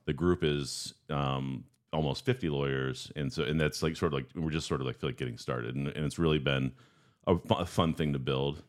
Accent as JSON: {"language": "English", "town": "Guys Mills", "region": "Pennsylvania", "country": "United States", "tie": "born or raised there", "moved": "as an adult", "lives_now": "Cleveland, United States", "said": "I grew up in Guy's Mills, just outside of Meadville, Pennsylvania"}